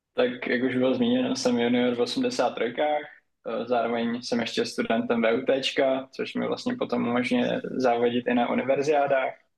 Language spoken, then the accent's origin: Czech; Nový Jičín, Moravian-Silesian Region, Czechia; u nás na severu, jelikož jsem od Ostravy, od Nového Jičína, tak tam máme Dům dětí a mládeže